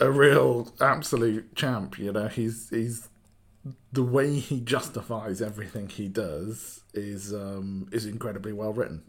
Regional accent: Wales, United Kingdom; also born or lived in Cardiff; I'm, I'm from Wales, uh, in the U K. Uh, so I live in a place called Cardiff, which is a capital city

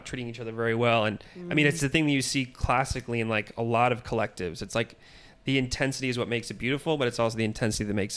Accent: San Francisco Bay Area, California, United States; also born or lived in Minneapolis; now in Los Angeles, United States; So I'm from the Bay Area, from like San Francisco area.

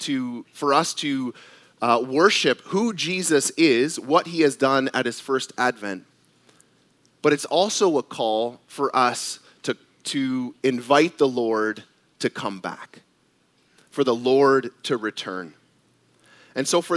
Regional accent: Canada; I was born in Canada, and at the time, my dad was a Canadian citizen.

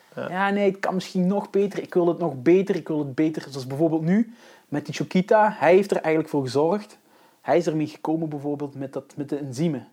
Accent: Belgium; zelf als Belg zijnde

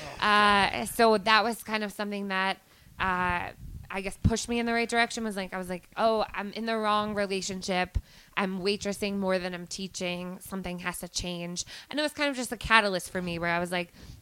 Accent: Miller Place, New York, United States; now in New York City, United States; I'm from out east.

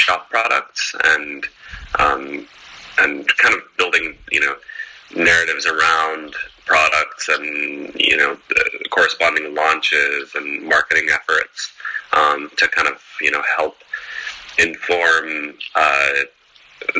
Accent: Portland, Oregon, United States; also born or lived in Eugene, Oregon; now in Los Angeles, United States; Growing up in Portland, Oregon, and going to school in Eugene

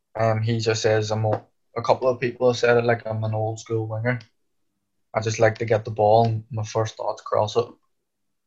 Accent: Ireland; moved away; we're both Irish

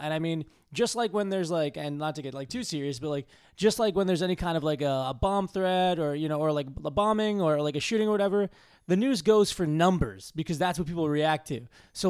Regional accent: Massachusetts, United States; Yeah. I grew up just outside of Boston.

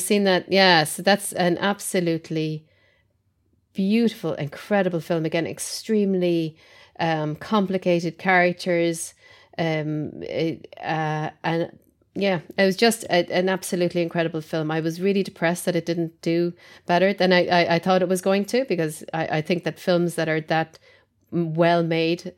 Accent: Ireland; being Irish and brought up as a Catholic

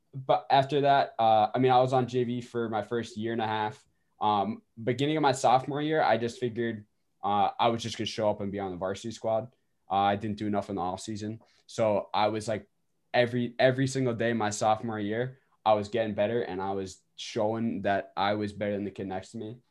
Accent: Westhampton, New York, United States; I'm from West Hampton, New York

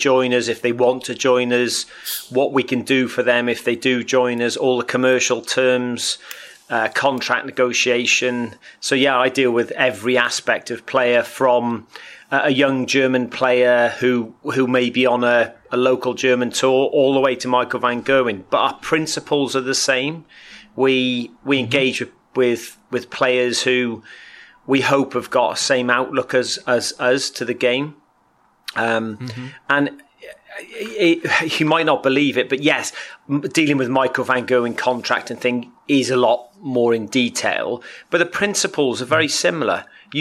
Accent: Wales, United Kingdom; I'm actually Welsh, so I'm from the same country as Gezi Price, Johnny Clayton

